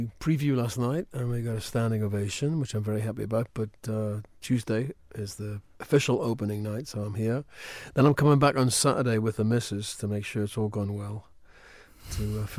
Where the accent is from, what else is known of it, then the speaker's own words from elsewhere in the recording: Wallsend, North East England, United Kingdom; I was brought up in a place called Wallsend, which is halfway between the North Sea and Newcastle on Tyneside. It was a shipyard town. I was born within spitting distance of that shipyard.